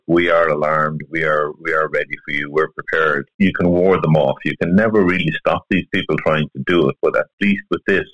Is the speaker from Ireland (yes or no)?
yes; Ireland; as Irish people, we're very social.